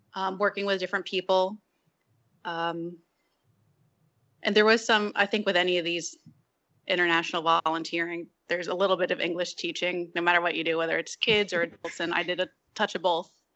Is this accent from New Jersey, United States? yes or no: yes; New Jersey, United States; I'm from North Jersey. Grew up, you know, doing outdoorsy things with my dad